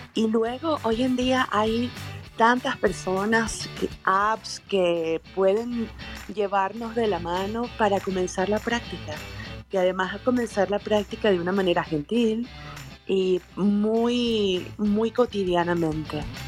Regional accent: Venezuela; now in Mexico; Yo estoy en México, soy venezolana, pero vivo en México

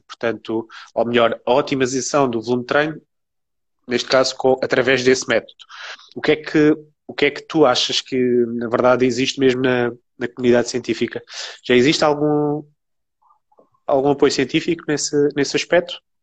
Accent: Alentejo, Portugal; eu joguei, obviamente, sempre em distritais, porque eu sou do Alentejo

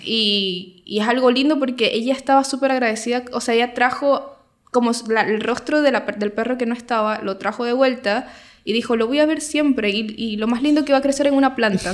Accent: Venezuela; moved away as an adult; now in Chile; yo soy venezolana y tengo cinco años eh, viviendo acá en Chile

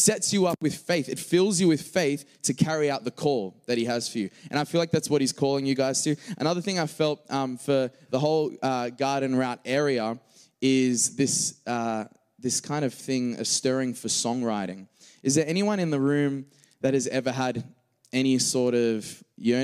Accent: Australia; accent: Australian

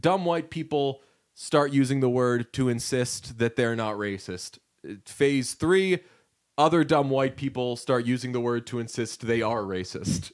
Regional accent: United States; as an American

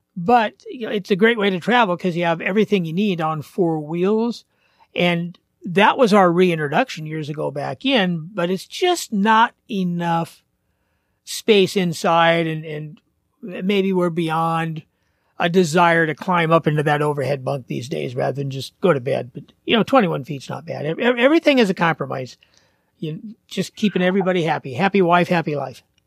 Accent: Portland, Oregon, United States; moved away; I grew up in Portland.

